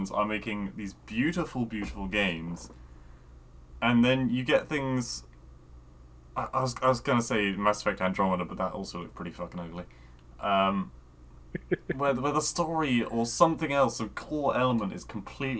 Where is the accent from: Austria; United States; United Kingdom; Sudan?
United Kingdom; I was being British